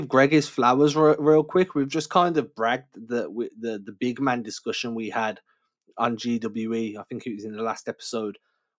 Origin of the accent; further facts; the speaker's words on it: England, United Kingdom; growing up in England